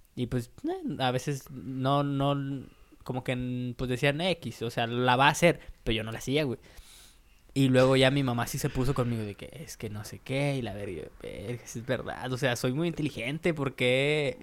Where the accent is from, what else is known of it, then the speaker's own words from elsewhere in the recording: San Luis Potosí, Mexico; fuimos a San Luis, güey, eh, a la capital, y pues ahí hay más tiendas que, de donde yo soy